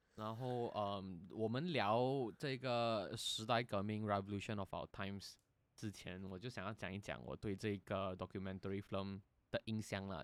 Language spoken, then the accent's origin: Chinese; Kuala Lumpur, Malaysia; now in Singapore; 因为我们吉隆坡人是会讲香港话的嘛，所以，不，是会讲广东话的嘛